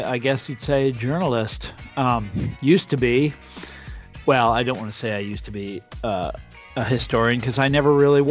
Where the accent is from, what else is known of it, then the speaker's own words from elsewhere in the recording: Kansas, United States; also born or lived in suburbs of Washington; now in Washington suburbs, United States; I'm not only from Kansas, I'm in Kansas right now